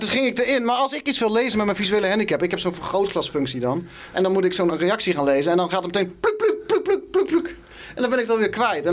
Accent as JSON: {"language": "Dutch", "town": "Wageningen", "region": "Gelderland", "country": "Netherlands", "said": "waar ik vandaan kom. Wageningen."}